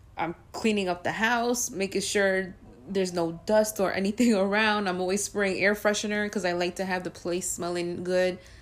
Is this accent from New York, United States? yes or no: yes; New York, United States; since I'm a New Yorker